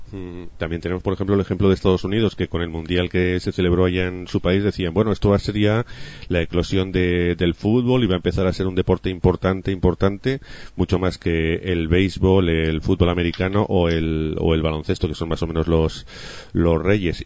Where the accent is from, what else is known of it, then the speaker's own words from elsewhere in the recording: Spain; nos faltaba a los españoles